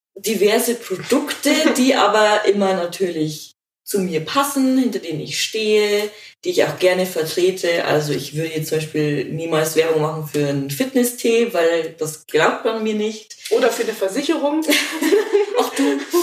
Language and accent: German; Regensburg, Bavaria, Germany; ich komme aus Regensburg